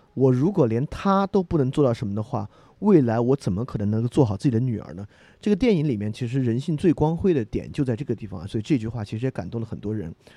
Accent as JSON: {"language": "Chinese", "country": "China", "said": "我们中国人有一种观念啊"}